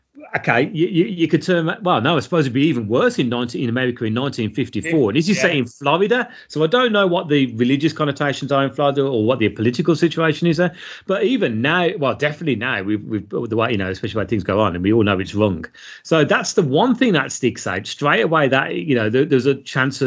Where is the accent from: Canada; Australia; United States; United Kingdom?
United Kingdom; we're British.